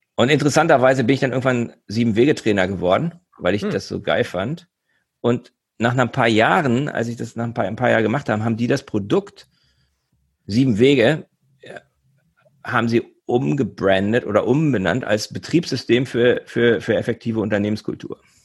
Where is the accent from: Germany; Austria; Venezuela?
Germany; Göttingen, Lower Saxony; moved away as an adult; also born or lived in Hamburg / Bremen; Ich komme ursprünglich aus Göttingen, bin deutsch-schwedisch, also ich habe zwei Nationalitäten, zwei Pässe, weil meine Mutter Schwedin war